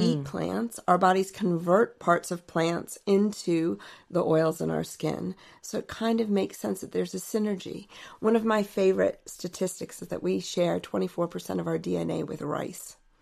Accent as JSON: {"language": "English", "town": "Alexandria", "region": "Virginia", "country": "United States", "tie": "born or raised there", "said": "I grew up in Alexandria, Virginia, and my parents had a garden"}